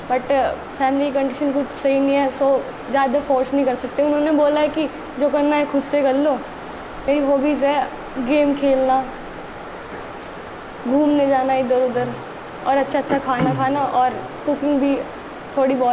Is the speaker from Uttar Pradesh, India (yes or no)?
yes; Muzaffarnagar, Uttar Pradesh, India; मैं यूपी मुजफ्फरनगर से बिलोंग करता हूँ